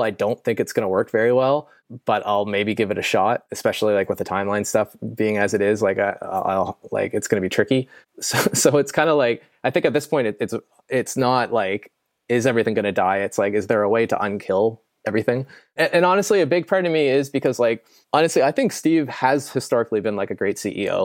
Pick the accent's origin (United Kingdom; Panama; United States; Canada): Canada; I'm Canadian.